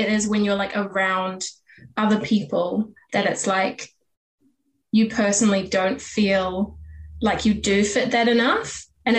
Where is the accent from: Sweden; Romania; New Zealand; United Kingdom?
New Zealand; I am half Chinese, half English, but born and bred in New Zealand, lived here my whole life